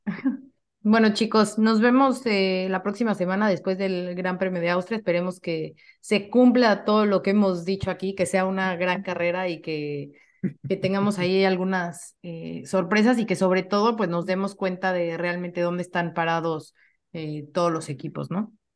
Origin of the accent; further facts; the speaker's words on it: Mexico; como mexicanos o como latinos